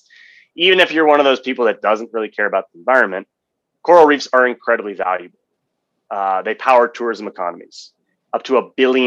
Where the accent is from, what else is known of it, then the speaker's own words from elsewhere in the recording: Washington, District of Columbia, United States; I was born and raised in Washington, D.C.